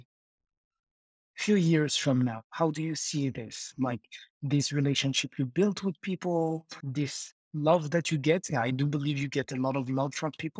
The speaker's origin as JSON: {"language": "English", "town": "Marrakesh", "region": "Marrakesh-Safi", "country": "Morocco", "said": "I'm from Morocco, Marrakech. It's like North Africa."}